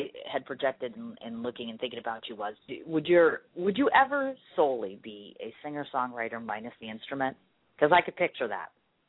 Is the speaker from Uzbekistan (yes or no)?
no; Ireland; I'm an Irish woman. We like to party and we like to be sassy and we like to be very naughty.